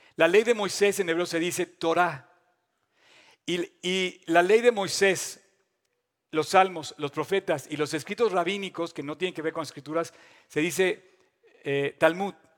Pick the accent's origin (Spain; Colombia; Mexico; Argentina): Mexico; me fui a estudiar eh, fuera de México